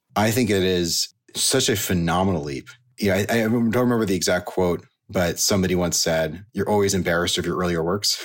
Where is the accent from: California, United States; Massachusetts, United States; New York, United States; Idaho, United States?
California, United States; Silicon Valley; So I grew up in Silicon Valley